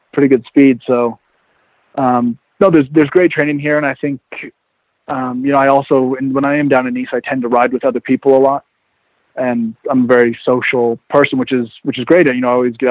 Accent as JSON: {"language": "English", "region": "Oregon", "country": "United States", "tie": "born or raised there", "also_born_or_lived": "Vermont", "moved": "as an adult", "lives_now": "Nice, France", "said": "I grew up in Oregon in the mountains"}